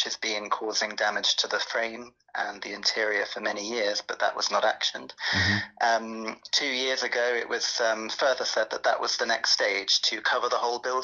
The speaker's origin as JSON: {"language": "English", "town": "Torquay", "region": "South West England", "country": "United Kingdom", "tie": "born or raised there", "said": "I was born in Torquay. I love my town and I value and respect our heritage"}